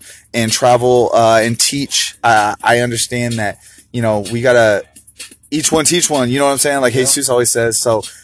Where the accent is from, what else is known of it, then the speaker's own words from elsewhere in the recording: Arizona, United States; now in California, United States; I grew up in Arizona.